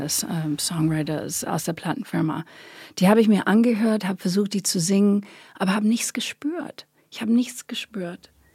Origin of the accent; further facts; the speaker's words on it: Long Island, New York, United States; German is a second language; moved away as an adult; ich bin Amerikanerin natürlich, bin auf Long Island groß geworden in New York